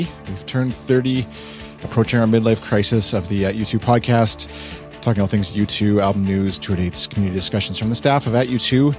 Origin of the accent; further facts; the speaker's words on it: Canada; accent: Canadian; my poor Canadian accent.